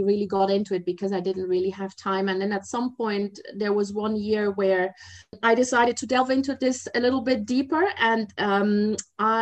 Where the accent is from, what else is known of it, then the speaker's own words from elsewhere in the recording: Germany; moved away as an adult; also born or lived in Asia / mainland China; I'm originally from Germany, but I've spent the past 30 years in Asia.